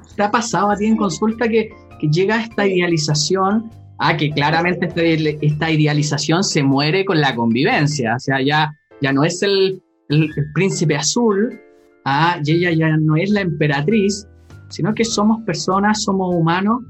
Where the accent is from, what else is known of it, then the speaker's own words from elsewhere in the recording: Chile; cuando era chico acá en Chile